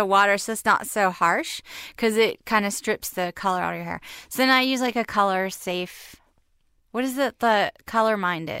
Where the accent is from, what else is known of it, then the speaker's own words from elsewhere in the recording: Charleston, South Carolina, United States; moved away as an adult; also born or lived in Dallas; now in Los Angeles, United States; Well, I'm from Charleston. It's really humid there.